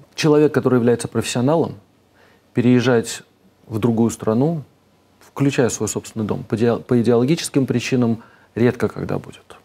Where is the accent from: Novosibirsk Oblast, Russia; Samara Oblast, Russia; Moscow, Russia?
Moscow, Russia; moved away as an adult; also born or lived in United Kingdom / United States / Switzerland; now in Vereya, Russia; я вырос в Москве